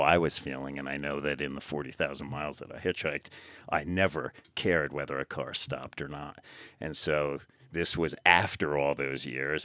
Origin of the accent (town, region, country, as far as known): New Jersey, United States; born or raised there; moved away as an adult